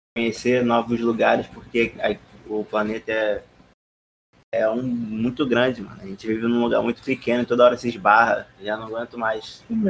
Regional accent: Rio de Janeiro, Brazil; eu não fui no Cristo Redentor, sou carioca

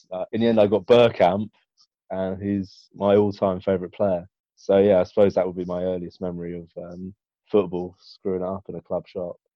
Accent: London, United Kingdom; I grew up in Highbury, so very close to the um, Arsenal, both the Arsenal stadiums

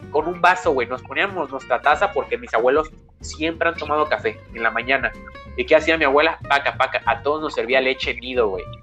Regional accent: Mexico; also born or lived in Argentina; yo nací en Argentina eh, por la crisis que hubo como en el 2000, 2001. Eh, mi papá y mi mamá nos tuvimos que mudar aquí a México y no tenía ni el año cuando nos mudamos. Así que he vivido toda mi vida aquí en México

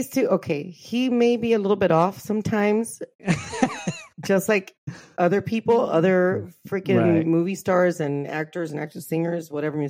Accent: Los Angeles, California, United States; I'm from East LA, man.

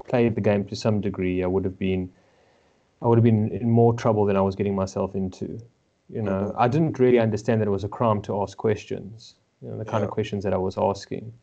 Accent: Johannesburg, Gauteng, South Africa; born and raised in Johannesburg, South Africa, to Jewish parents

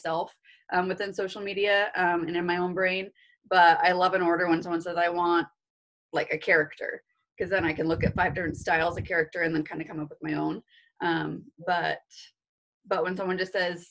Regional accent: Vancouver, Washington, United States; moved away as an adult; also born or lived in Pullman, Washington / Nevada / Texas; now in Post Falls, United States; I'm actually from the Portland, Vancouver, Washington area

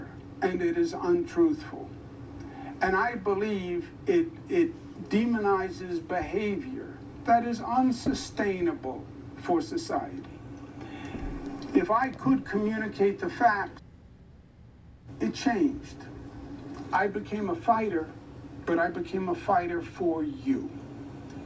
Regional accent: New York, United States; I am a New Yorker, born and bred.

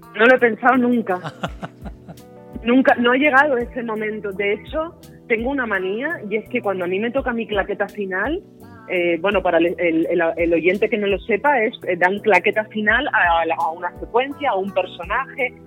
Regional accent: Las Palmas de Gran Canaria, Canary Islands, Spain; yo nací, yo nací en Las Palmas de Gran Canaria, en el barrio de Vegeta

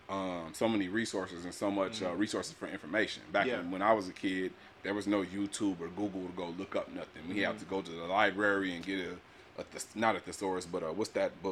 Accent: Pomona, California, United States; I grew up in Pomona.

